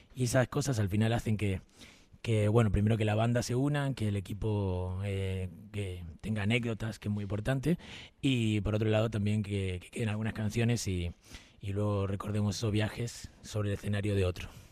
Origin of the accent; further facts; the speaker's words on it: Rosario, Santa Fe, Argentina; moved away as an adult; now in Madrid, Spain; Rosario, que es mi tierra natal.